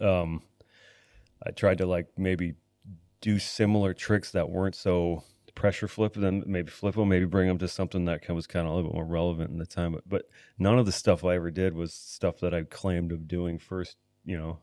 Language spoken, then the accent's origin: English; Niagara Falls, Ontario, Canada; also born or lived in Blaine / Los Angeles; now in Vancouver, Canada; I was born in Niagara Falls, Ontario